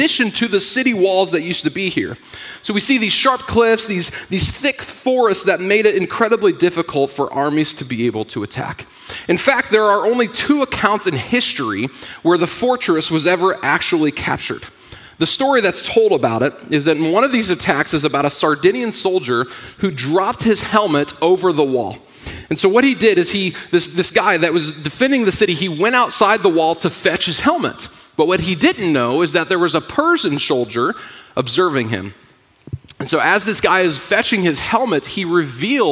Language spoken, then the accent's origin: English; Indiana, United States; moved away; I'm from Indiana